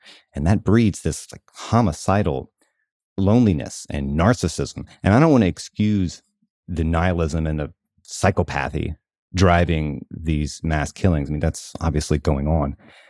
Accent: the South, United States; partly because of where I grew up in the South, how I grew up.

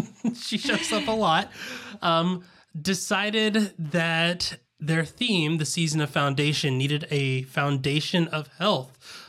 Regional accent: the South, United States; accent: Southern; I was going to say fleather, but I'm pretty sure that my Southern accent wouldn't pick up the L in there.

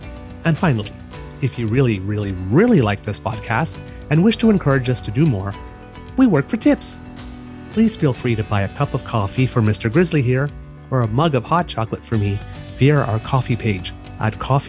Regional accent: Saskatchewan, Canada; it's kind of fitting that I'm from Saskatchewan and that Gordie would be very proud of me breaking the record tonight, being a small-town farm boy from Saskatchewan.

